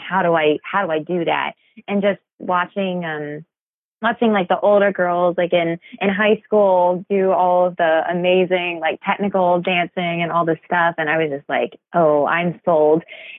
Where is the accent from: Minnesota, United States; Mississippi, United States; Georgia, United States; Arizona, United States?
Georgia, United States; Athens; I'm from Athens, Georgia.